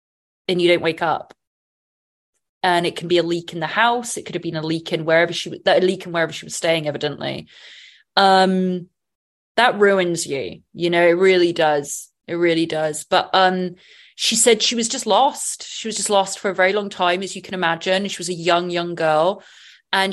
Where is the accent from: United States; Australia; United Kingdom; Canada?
United Kingdom; England; Growing up in England, it was real 90s.